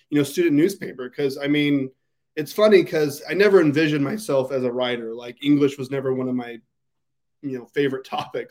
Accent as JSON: {"language": "English", "town": "Ontario", "region": "Oregon", "country": "United States", "tie": "born or raised there", "also_born_or_lived": "Boise, Idaho", "said": "the Argus Observer, which I would later work for, which was my hometown newspaper"}